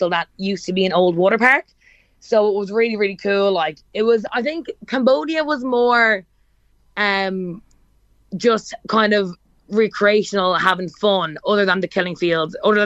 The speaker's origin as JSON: {"language": "English", "country": "Ireland", "moved": "yes"}